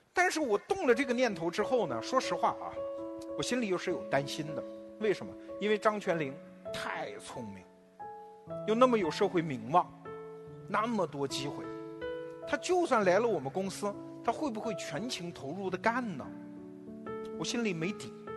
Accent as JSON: {"language": "Chinese", "country": "China", "said": "我们中国人现在两代人之间经常会为你结不结婚有争论"}